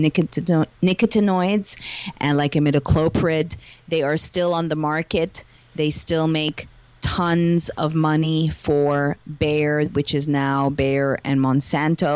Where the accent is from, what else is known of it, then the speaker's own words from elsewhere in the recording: Montreal, Quebec, Canada; now in Los Angeles, United States; I am hailing from Montreal, Canada, living in Los Angeles at the moment, although I'm a digital nomad